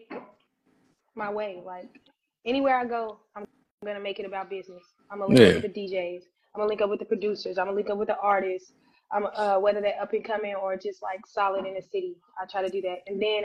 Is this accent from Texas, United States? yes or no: no; Louisville, Kentucky, United States; also born or lived in Chicago, Illinois; I am from Chicago, but I was raised in Louisville